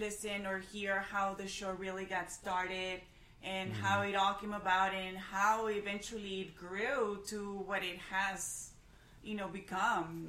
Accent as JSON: {"language": "English", "town": "San Antonio", "region": "Texas", "country": "United States", "said": "We're from San Antonio and Texas"}